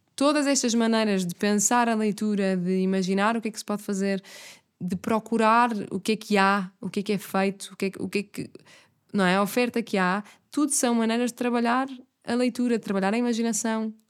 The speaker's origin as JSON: {"language": "Portuguese", "town": "Miramar", "region": "Porto District", "country": "Portugal", "tie": "born or raised there", "moved": "yes", "lives_now": "Lisbon, Portugal", "said": "imensas memórias da minha infância em Miramar, eh, de andar sempre na rua, de no primeiro ciclo não ter aulas à tarde e por isso o que eu fazia à tarde era andar a explorar Miramar"}